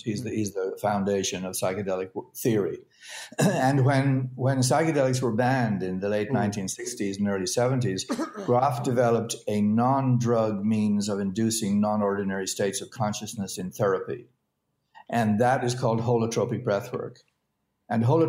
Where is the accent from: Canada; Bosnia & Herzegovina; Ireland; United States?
Ireland; I grew up in Ireland